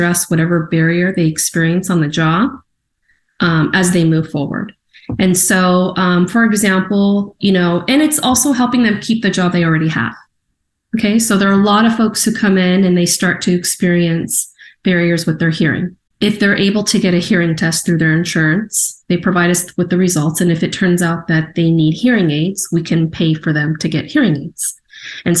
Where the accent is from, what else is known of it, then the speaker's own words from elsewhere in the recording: San Diego, California, United States; moved away as an adult; now in Portland, United States; I was born in San Diego.